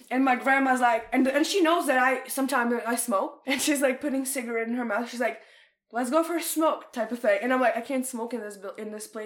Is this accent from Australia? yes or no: no; Canada; I'm sorry, and I'm Canadian